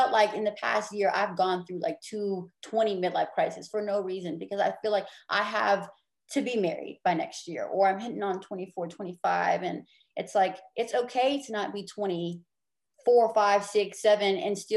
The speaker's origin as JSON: {"language": "English", "region": "Deep South", "country": "United States", "tie": "born or raised there", "said": "growing up in the Deep South, having a lot of deep South-rooted traditional values"}